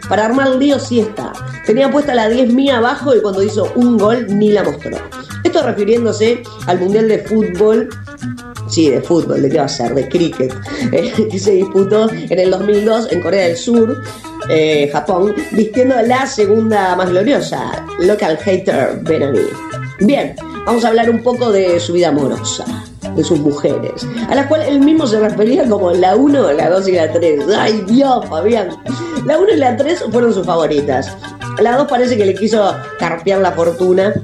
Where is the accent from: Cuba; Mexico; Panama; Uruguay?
Uruguay; en mi país